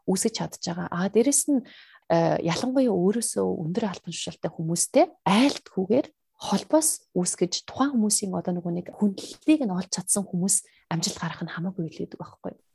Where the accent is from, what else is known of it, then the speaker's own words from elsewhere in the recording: Mongolia; now in Australia; би угаасаа өөрийнхөө гарал үүслэр аюу бахархалтай байдаг.